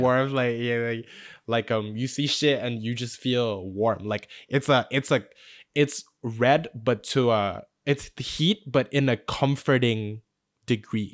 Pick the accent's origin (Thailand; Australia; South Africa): Thailand; we grew up in Thailand